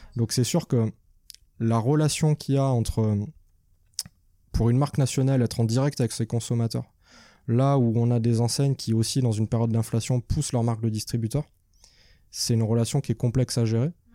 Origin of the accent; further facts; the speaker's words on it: Nîmes, Occitania, France; also born or lived in Paris; now in Montpellier, France; je suis de Nîmes